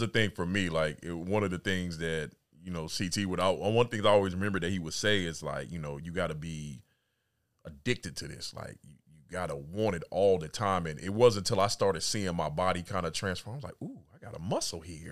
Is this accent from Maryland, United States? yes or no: no; California, United States; moved away as an adult; also born or lived in Atlanta / Mississippi / Little Rock / DMV; I was born and raised in California.